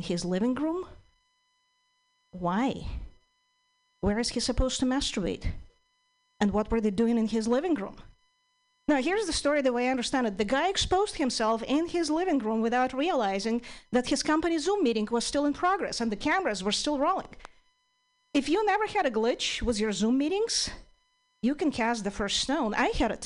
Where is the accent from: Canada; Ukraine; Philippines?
Ukraine; English is a second language; moved away as an adult; now in United States; I'm originally from Ukraine